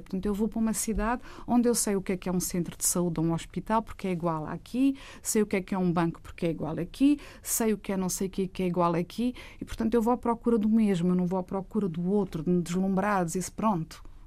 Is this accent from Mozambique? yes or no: yes; Mozambique; nós em Moçambique